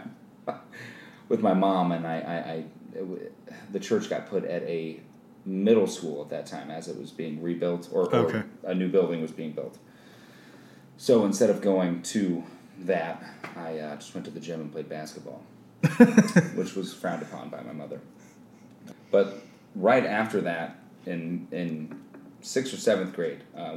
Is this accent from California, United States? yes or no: no; Kansas, United States; moved away as an adult; now in Georgia, United States; I grew up in Kansas. That's where I'm from. I lived there for, I guess, the first night. I'm 33, so I lived there for the first 19 or 18 years